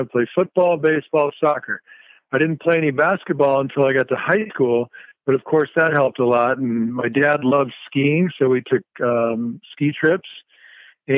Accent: Tucson, Arizona, United States; also born or lived in Minnesota; Growing up in Arizona back in the 70s

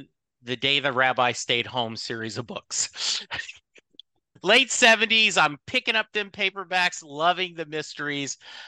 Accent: Louisiana, United States; moved away; also born or lived in Texas; I grew up in Louisiana. We moved to Texas in 84. My dad was in the Army. We moved around a lot, but I grew up in a Southern Baptist home

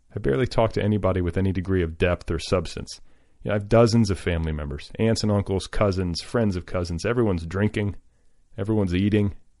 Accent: Midwest, United States; I'm from the Midwest

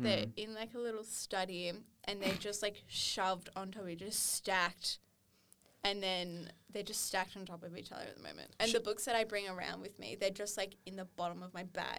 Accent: Kiama, New South Wales, Australia; now in Sydney, Australia; I'm from Kiama

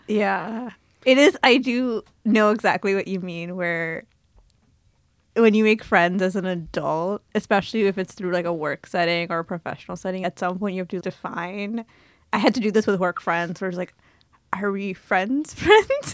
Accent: New Jersey, United States; also born or lived in India; I grew up in New Jersey, was born in India

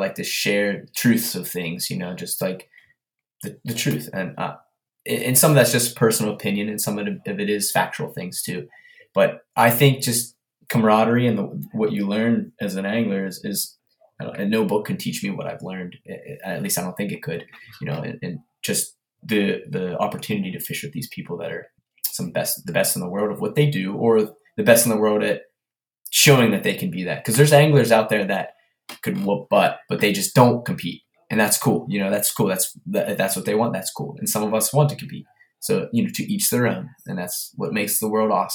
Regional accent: Pennsylvania, United States; I'm from Pennsylvania

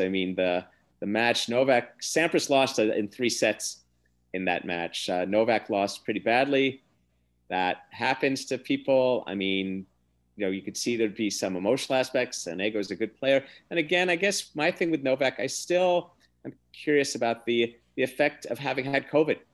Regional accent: United States; as an American

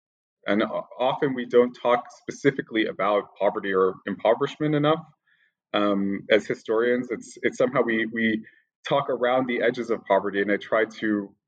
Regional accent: New York, United States; born there; Sure. I was born in New York, and I have a kind of very roundabout course towards studying this part of the world.

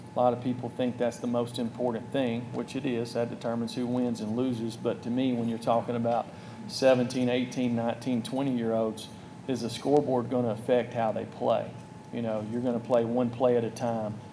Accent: North Alabama, United States; now in Tennessee, United States; I grew up in North Alabama

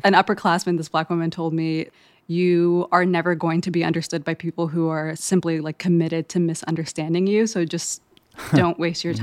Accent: Eritrea; growing up in Eritrea, which is in East Africa right next to Ethiopia

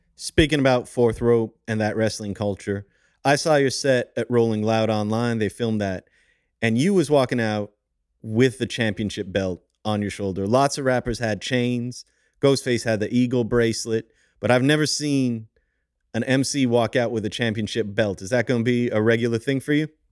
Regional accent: Montreal, Quebec, Canada; I'm from Montreal

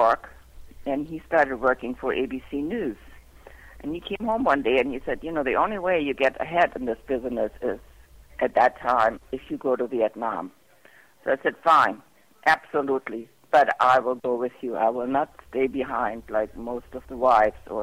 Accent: Germany; moved away as an adult; also born or lived in England; I'm German

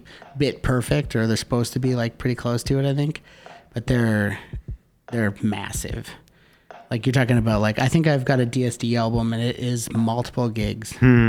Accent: Canada; we're Canadian.

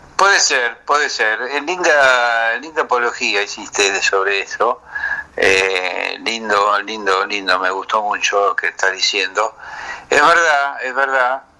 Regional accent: Buenos Aires, Argentina; estoy arraigado a Buenos Aires, Buenos Aires es parte de mi vida

